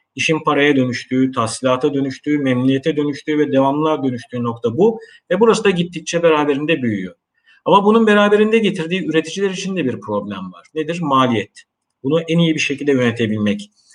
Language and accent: Turkish; Eskişehir, Turkey; moved away as an adult; also born or lived in Istanbul; 22 Nisan e, 1970 Eskişehir doğumluyum.